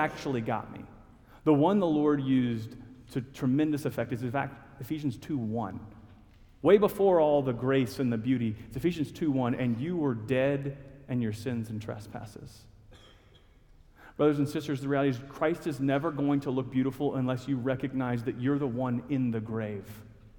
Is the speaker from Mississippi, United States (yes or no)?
no; Huntsville, Alabama, United States; now in Norfolk, United States; I was born and raised in Huntsville, Alabama, just a little ways away from here